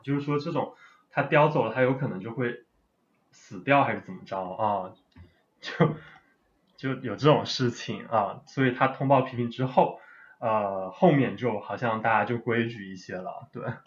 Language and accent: Chinese; China; 所以我一个中国人也可以去教嘛